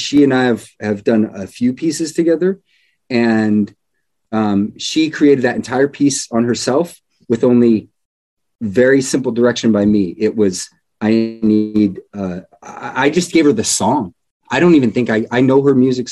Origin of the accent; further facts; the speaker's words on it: Everett, Washington, United States; now in Los Angeles, United States; I'm from Everett, Washington, just north of Seattle